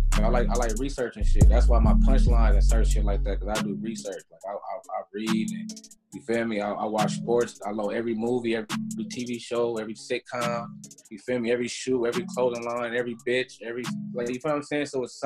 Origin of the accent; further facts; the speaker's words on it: Oakland, California, United States; I love the Bay. I'm from the Bay, but it's like, I'm from Oakland. Like, it's a different world.